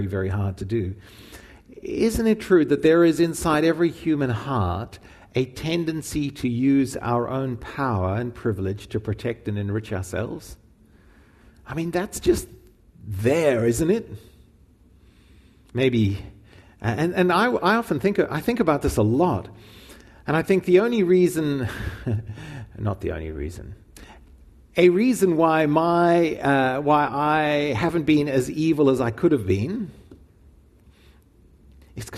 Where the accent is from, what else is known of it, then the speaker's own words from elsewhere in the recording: Zimbabwe; growing up in Rhodesia and then Zimbabwe